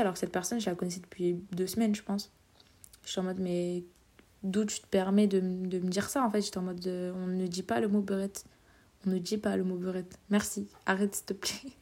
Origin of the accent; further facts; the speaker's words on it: Vitry-sur-Seine, Île-de-France, France; je viens de Vitry